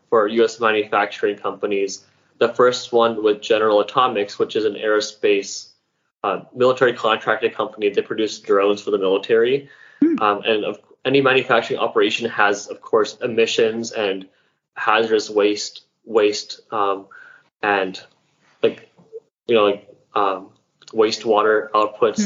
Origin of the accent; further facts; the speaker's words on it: Dayton, Ohio, United States; growing up in Dayton, Ohio, which is a place not very known for wildlife or ecotourism